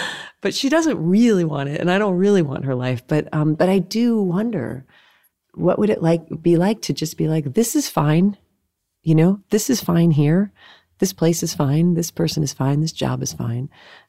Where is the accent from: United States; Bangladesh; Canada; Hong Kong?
United States; Massachusetts; I grew up in New England and in the Berkshires. It's really, really pretty there.